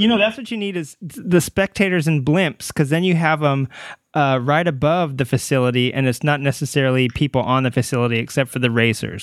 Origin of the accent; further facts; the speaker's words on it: Ramona, California, United States; also born or lived in Arkansas; I moved here from Arkansas when I was a little kid, and I moved to Ramona